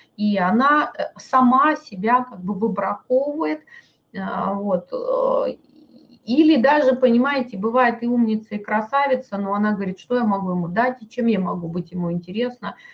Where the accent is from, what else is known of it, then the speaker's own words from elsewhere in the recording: Novosibirsk, Novosibirsk Oblast, Russia; мой муж с Кавказа, а я вот тут из Новосибирска